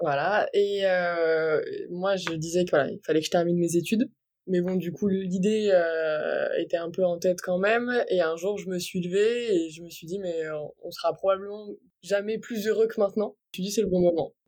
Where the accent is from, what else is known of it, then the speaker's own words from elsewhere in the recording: near Brest, Brittany, France; Je viens de Bretagne, plus précisément à côté de Brest